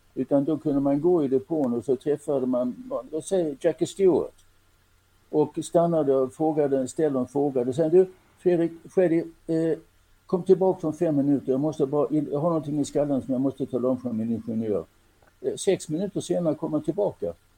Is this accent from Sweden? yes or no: yes; Helsingborg, Skåne, Sweden; jag är född och växte upp i Helsingborg